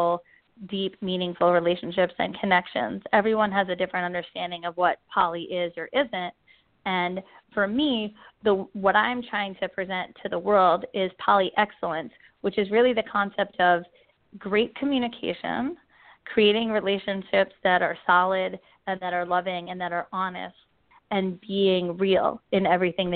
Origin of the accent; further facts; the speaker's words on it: New York, United States; I grew up in New York